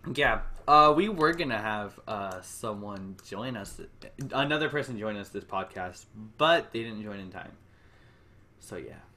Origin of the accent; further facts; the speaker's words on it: California, United States; I'm so Californian